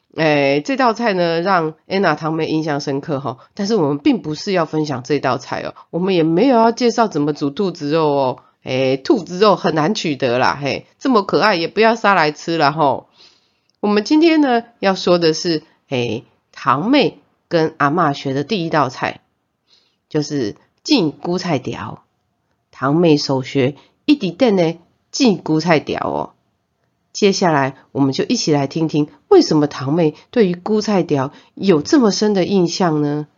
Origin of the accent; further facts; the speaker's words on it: Zhongliao, Nantou County, Taiwan; 我的妈妈是回南投中寮待产的。 啊，我呢是给助产士生出来的